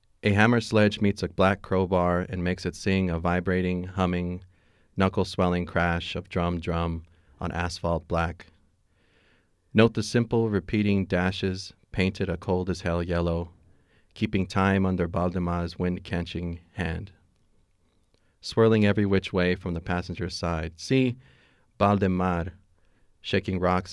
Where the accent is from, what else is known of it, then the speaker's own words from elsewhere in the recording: Fresno, California, United States; I'm from Fresno, California.